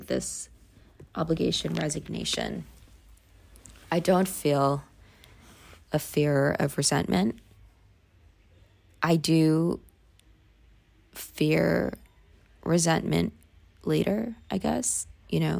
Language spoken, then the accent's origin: English; New York City, New York, United States; We grew up in the Bronx, you know. The Bronx was not an easy life